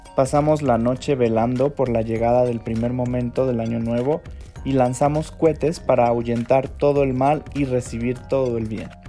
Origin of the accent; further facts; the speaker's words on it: China; now in Mexico; A grandes rasgos, en todo el país solemos ir a la casa de nuestros seres queridos